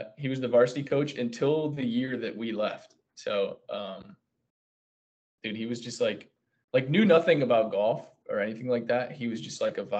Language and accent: English; Grand Blanc, Michigan, United States; I was born and raised in Grand Blanc, Michigan